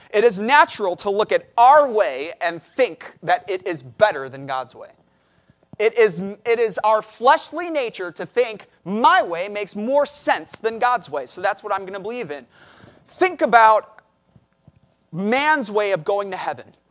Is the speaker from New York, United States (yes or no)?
no; Chicago, Illinois, United States; moved away as an adult; now in Corpus Christi, United States; I'm, I'm from Chicago, so we deal with blizzards and everything up there.